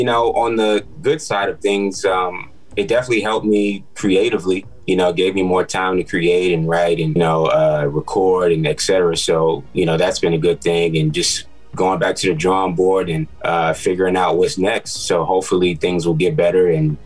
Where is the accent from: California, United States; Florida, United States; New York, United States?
New York, United States; New York City; now in Atlanta, United States; I'm from Queens, New York, by way of Atlanta now. I've been in Atlanta for some time now, but I'm from New York